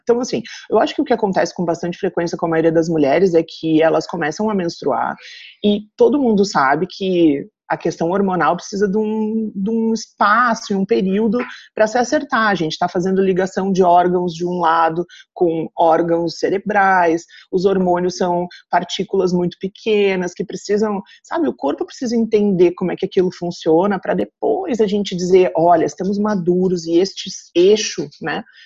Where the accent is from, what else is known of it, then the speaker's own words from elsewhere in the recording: Rio Grande do Sul, Brazil; moved away as an adult; also born or lived in Santa Catarina; now in Blumenau, Brazil; vim morar numa cidade do interior aqui de Santa Catarina, mas eu sou gaúcha